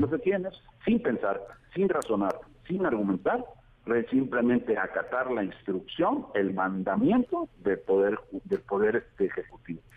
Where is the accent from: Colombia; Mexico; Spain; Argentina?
Mexico; Veracruz; born or raised there